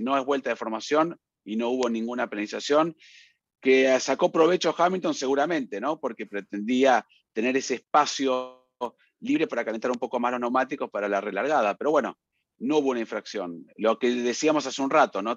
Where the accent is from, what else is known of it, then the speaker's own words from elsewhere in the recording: Colombia; now in Atlanta, United States; soy de Colombia, les envío un saludo desde Atlanta